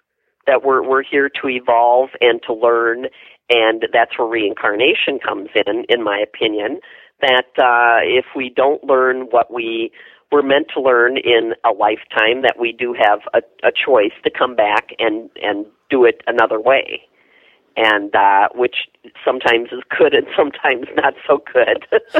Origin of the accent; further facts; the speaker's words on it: Wisconsin, United States; moved away as an adult; now in Savannah, United States; I am from Wisconsin